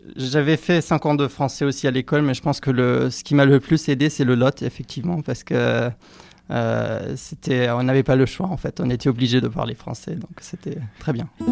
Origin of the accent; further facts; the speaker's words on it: southern Bavaria, Germany; French is a second language; also born or lived in Rennes, France; now in Berlin, Germany; Je viens du sud de la Bavière